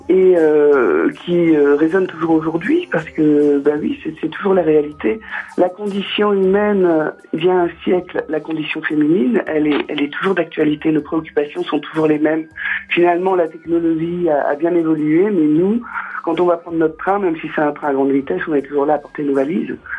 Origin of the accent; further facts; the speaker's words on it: Nord, Hauts-de-France, France; je suis du Nord